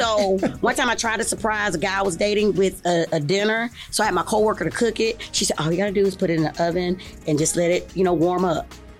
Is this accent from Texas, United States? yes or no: yes; Houston, Texas, United States; I'm homegrown Houston, Texas, Northside. Homestead, Texas.